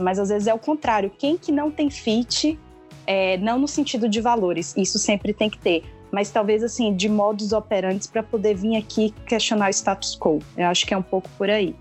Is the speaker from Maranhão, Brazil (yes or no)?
no; Bahia, Brazil; sou baiana